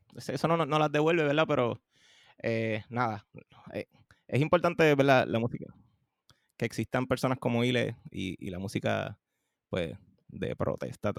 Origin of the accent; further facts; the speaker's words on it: Carolina, Puerto Rico; also born or lived in Trujillo Alto, Puerto Rico; me crié ¿verdad? en Carolina y, y, Trujillo Alto